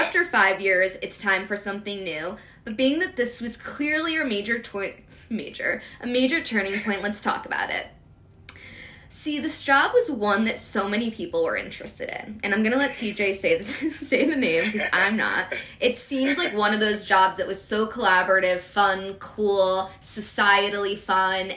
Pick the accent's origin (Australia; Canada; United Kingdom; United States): United States; Philadelphia, Pennsylvania; I'm from Philly